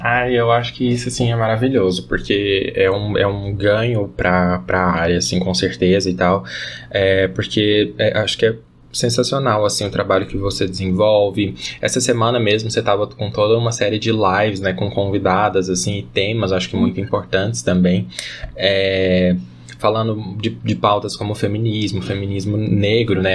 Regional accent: Goiás, Brazil; eu sou daqui de Goiás

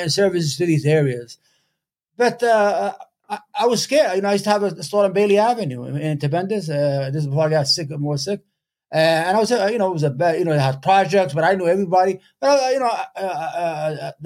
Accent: Yemen; now in upstate New York, United States; I'm from Yemen.

